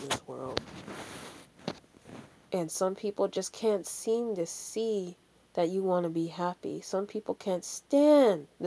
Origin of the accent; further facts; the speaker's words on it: Jamaica; Yes, I'm a Jamaican